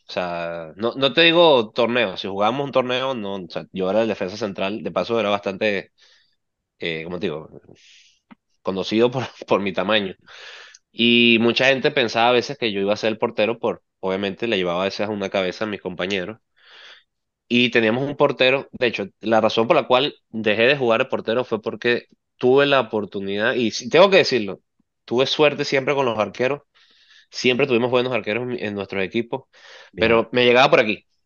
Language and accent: Spanish; Venezuela; yo soy surdo y venezolano.